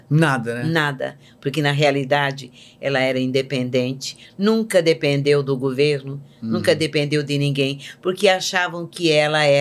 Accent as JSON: {"language": "Portuguese", "town": "Iguape", "region": "São Paulo", "country": "Brazil", "said": "Sou, era Vale da Ribeira, né? Não, sou de Iguape. É, Iguape. É, Iguape. Litoral Sul de São Paulo."}